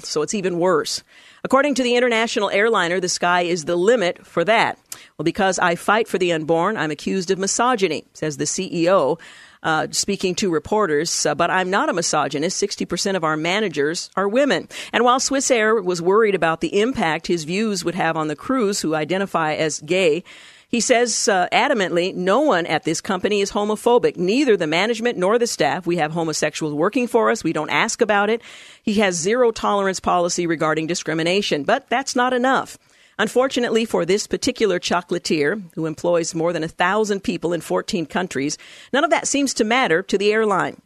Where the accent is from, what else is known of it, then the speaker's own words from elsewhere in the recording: Portland, Oregon, United States; I recall growing up in the House of Prayer for All Nations, the little church that I attended in Northeast Portland as a child up until the time that I was a young adult